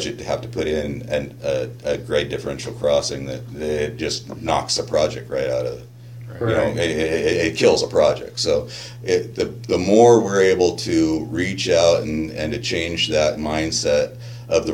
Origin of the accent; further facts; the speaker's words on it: Seattle, Washington, United States; now in Arizona, United States; I was born and raised up in Seattle area